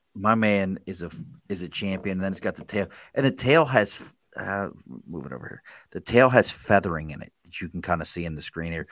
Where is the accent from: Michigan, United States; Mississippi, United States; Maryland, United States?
Maryland, United States; Baltimore; I grew up in Baltimore